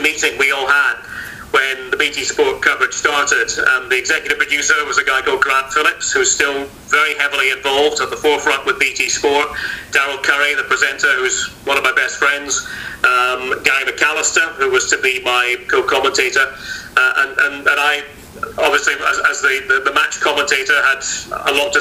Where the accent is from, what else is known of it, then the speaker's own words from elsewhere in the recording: Scotland, United Kingdom; we're all Scottish